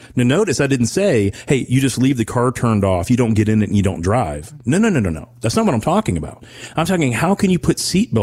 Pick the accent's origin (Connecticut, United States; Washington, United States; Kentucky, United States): Kentucky, United States; Owensboro; when I was growing up in Owensboro